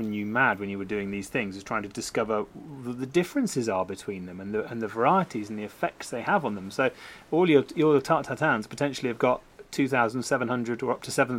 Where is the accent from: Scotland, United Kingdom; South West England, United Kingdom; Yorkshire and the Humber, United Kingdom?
South West England, United Kingdom; Somerset; my childhood growing up in Somerset.